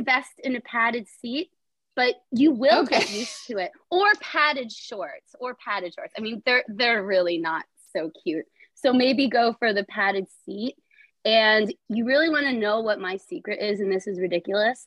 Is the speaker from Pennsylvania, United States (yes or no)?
yes; Allentown, Pennsylvania, United States; I am from Allentown, Pennsylvania